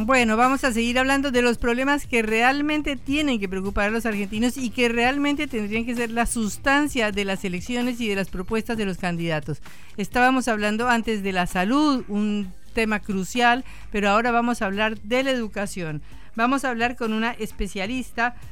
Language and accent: Spanish; Colombia; moved away; Yo soy colombiana